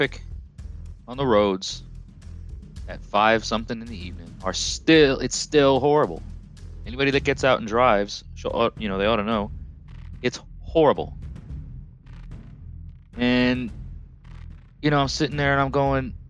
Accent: Long Island, New York, United States; moved away as an adult; also born or lived in Orange County, New York; now in Tennessee, United States; I'm from Long Island originally, if you can't tell by my accent. Moved to the lower foothills of the Catskill Mountain Range with my parents in 97. You know, but lived on Long Island for the first 13 years of my life

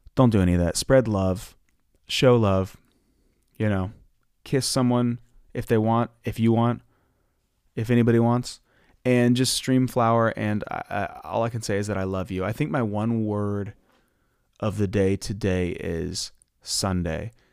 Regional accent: Ohio, United States; now in Los Angeles, United States; I'm from Ohio, and we, we're used to having most of the year be gloomy

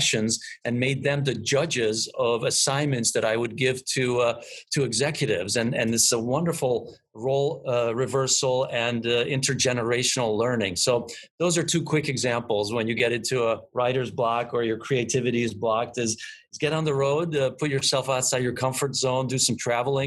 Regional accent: Budapest, Hungary; moved away; I am originally from Budapest

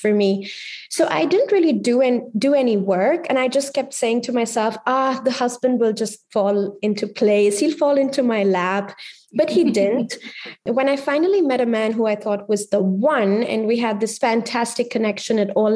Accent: India; moved away as an adult; also born or lived in Delhi, India / Geneva, Switzerland; as an Indian woman

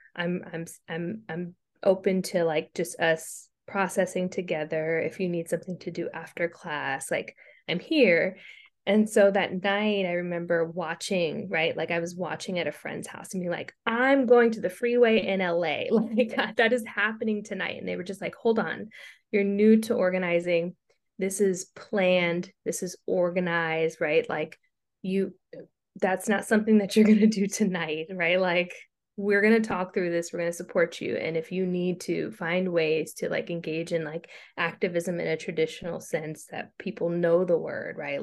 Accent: Stockton, California, United States; moved away as an adult; also born or lived in Princeton / Long Beach / Philadelphia; I'm from Stockton, California.

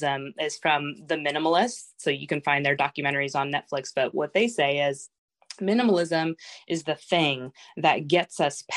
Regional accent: San Diego, California, United States; moved away as an adult; also born or lived in France; now in Washington, United States; I was born in France, grew up in San Diego. We've been in Washington since 2008.

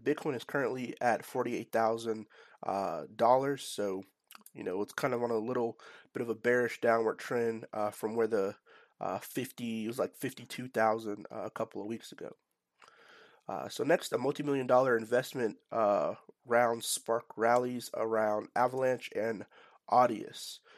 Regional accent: Nashville, Tennessee, United States; based in my hometown of, uh, Nashville, Tennessee

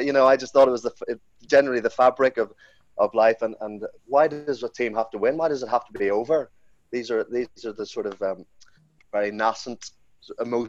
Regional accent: Belfast, Northern Ireland, United Kingdom; growing up in Belfast, like my father and his father before him

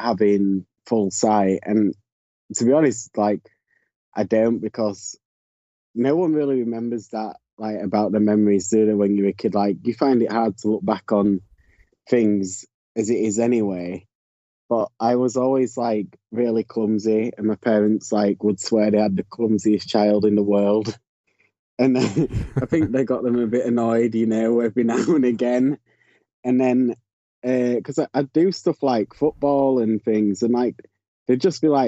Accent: Yorkshire and the Humber, United Kingdom; also born or lived in Leeds; I'm from Yorkshire in the UK, which is the county. I live in the city of Leeds.

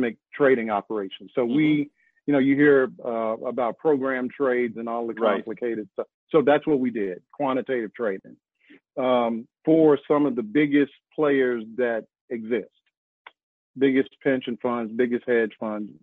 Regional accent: Arkansas, United States; also born or lived in New York / New Jersey; now in North Carolina, United States; I'm from Arkansas

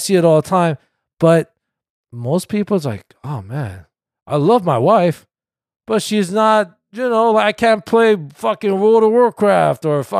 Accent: South Korea; born there; And like, I was born in Korea.

